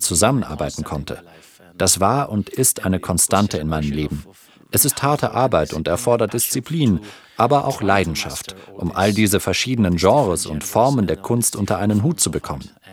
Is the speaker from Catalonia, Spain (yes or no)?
no; Granada, Andalusia, Spain; moved away; in meiner Heimatstadt Granada